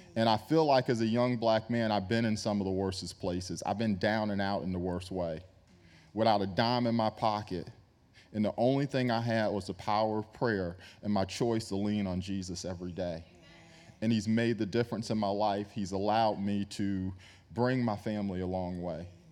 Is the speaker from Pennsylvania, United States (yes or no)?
no; New York, United States; I grew up in New York